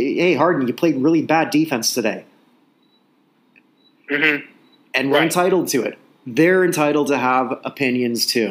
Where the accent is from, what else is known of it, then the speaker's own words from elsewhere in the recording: Canada; growing up as a Canadian in the 70s